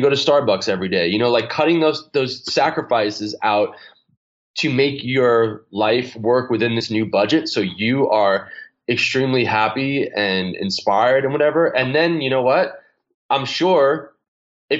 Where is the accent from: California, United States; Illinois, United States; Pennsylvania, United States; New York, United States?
New York, United States; moved away; I'm a kid from New York